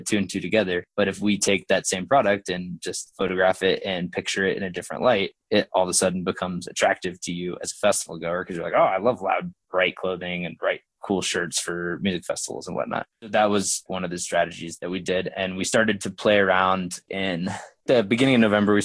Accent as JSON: {"language": "English", "region": "Oklahoma", "country": "United States", "tie": "born or raised there", "said": "I grew up in Oklahoma"}